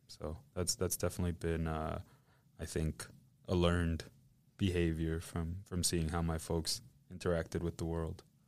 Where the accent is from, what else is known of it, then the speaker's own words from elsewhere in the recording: Indiana, United States; moved away; also born or lived in Matamoros, Tamaulipas, Mexico / Vallehermoso, Tamaulipas, Mexico; I grew up in the Midwest, of all places, in Indiana